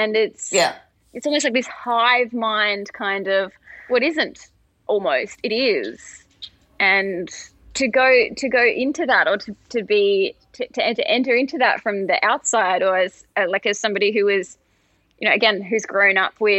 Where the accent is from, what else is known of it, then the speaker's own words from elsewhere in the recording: Australia; We have the same machinations or similar machinations here in Australia. And throughout my year as Australian of the Year in 2021, I saw a lot of that too.